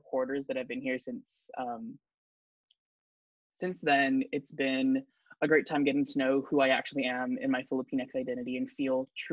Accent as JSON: {"language": "English", "town": "San Jose", "region": "California", "country": "United States", "tie": "born or raised there", "moved": "as an adult", "lives_now": "Santa Barbara, United States", "said": "I am from the 408 San Jose, California, Bay Area"}